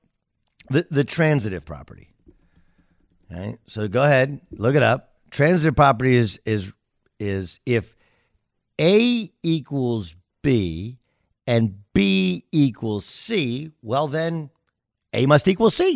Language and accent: English; Southern California, United States; also born or lived in Orange County; I grew up in Southern California